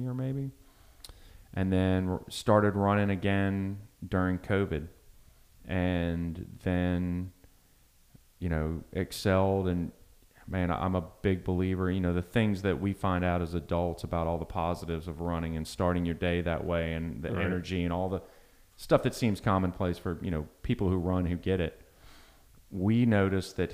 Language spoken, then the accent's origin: English; Long Beach, Mississippi, United States; moved away as an adult; also born or lived in Michigan; now in Baton Rouge, United States; I was born in Michigan. And when I was just before I turned 7, we moved to Long Beach, Mississippi, which is right on the coast. And so from 7 through high school for the next 10 years, I was on the coast